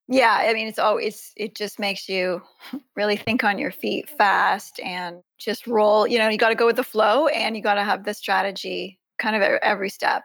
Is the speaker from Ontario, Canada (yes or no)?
yes; Ontario, Canada; I live in Canada. I'm from Ontario.